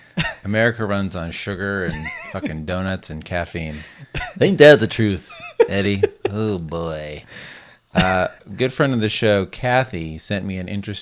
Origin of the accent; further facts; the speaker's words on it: West Coast, United States; Because we grew up on the West Coast.